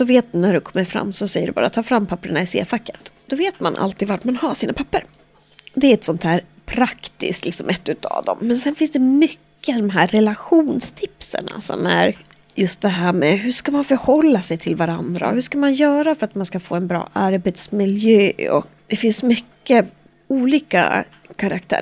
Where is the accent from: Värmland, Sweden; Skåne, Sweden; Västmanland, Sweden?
Västmanland, Sweden; Västerås; Jag är född och uppvuxen här i Västerås